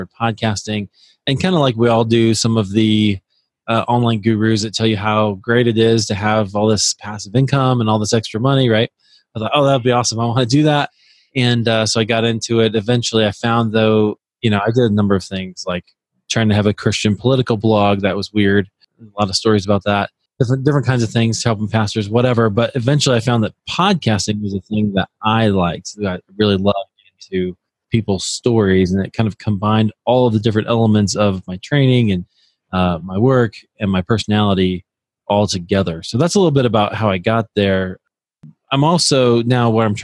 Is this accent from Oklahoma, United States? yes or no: no; Iowa, United States; moved away as an adult; also born or lived in Colorado; I'm originally from Iowa